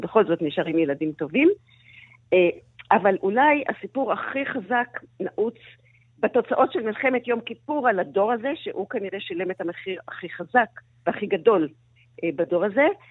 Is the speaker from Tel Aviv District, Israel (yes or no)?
yes; Tel Aviv, Tel Aviv District, Israel; אני גדלתי על הים בתל אביב